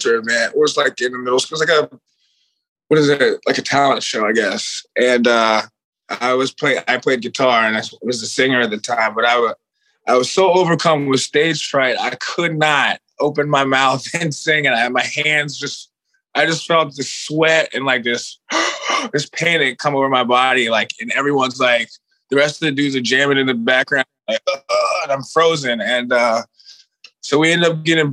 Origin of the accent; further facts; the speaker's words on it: Richmond, Virginia, United States; moved away as an adult; now in Los Angeles, United States; I'm from Richmond, Virginia. I moved out here 8 years ago.